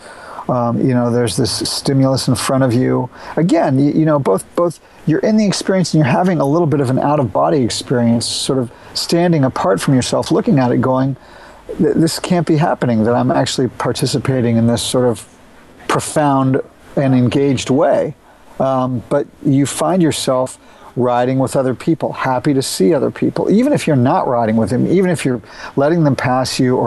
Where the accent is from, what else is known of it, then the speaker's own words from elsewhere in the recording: Austin, Texas, United States; I'm from Austin, Texas